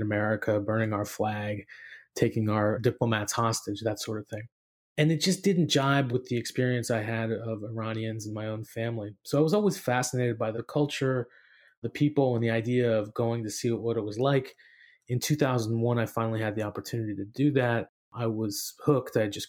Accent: San Francisco Bay Area, California, United States; moved away as an adult; also born or lived in Tehran, Iran; So I grew up in the San Francisco Bay Area. My mom was from the Midwest. My dad was from Iran.

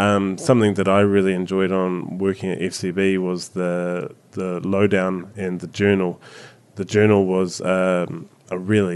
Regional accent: New Zealand; accent: Kiwi; My Kiwi accent

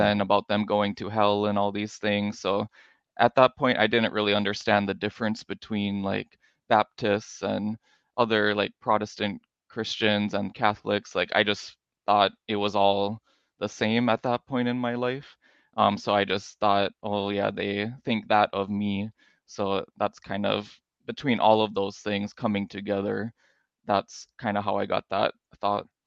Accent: Minnesota, United States; moved away as an adult; also born or lived in North Dakota; now in Hawaii, United States; I was born in North Dakota, and then I grew up in Minnesota

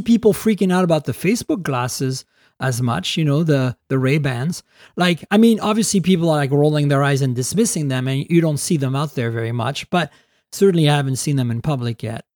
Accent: Canada; I'm Canadian

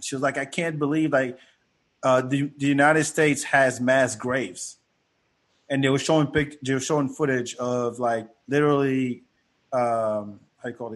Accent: France; moved away; Growing up in France

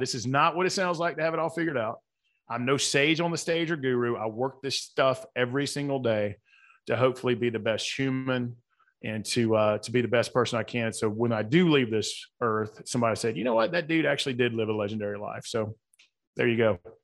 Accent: the South, United States; accent: Southern; my Southern accent

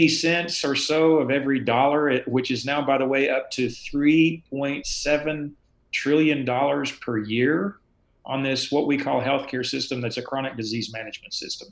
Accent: the South, United States; as a Southerner growing up drinking milk and eating cheese and ice cream

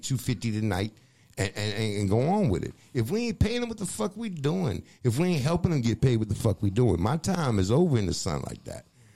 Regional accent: Fayetteville, North Carolina, United States; also born or lived in Boston; The city of Fayetteville and music in Fayetteville, I'm an original

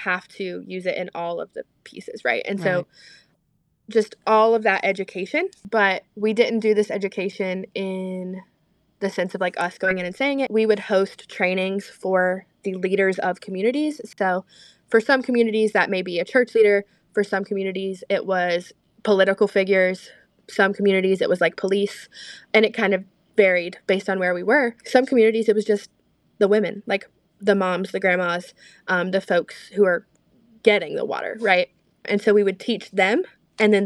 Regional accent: Lincolnton, North Carolina, United States; I'm from Lincolnton, North Carolina, so Lake Norman area

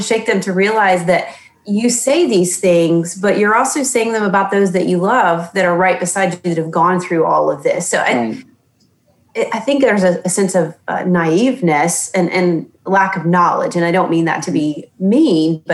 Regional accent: the South, United States; I was born and raised in the South, and we all know the culture of a Southern woman.

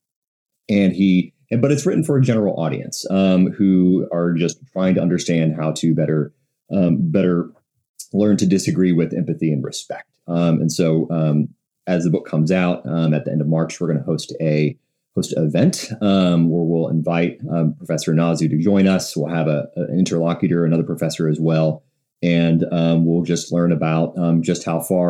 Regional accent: Texas, United States; I'm from Texas

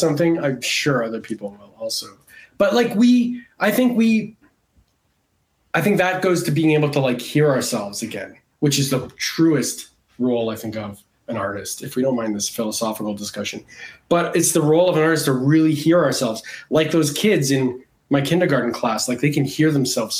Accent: Canada; moved away as an adult; also born or lived in Montreal; now in Los Angeles, United States; I grew up in Canada

